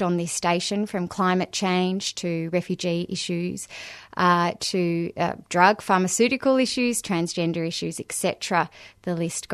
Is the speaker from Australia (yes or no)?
yes; Australia; also born or lived in Melbourne, Australia; as an Australian collective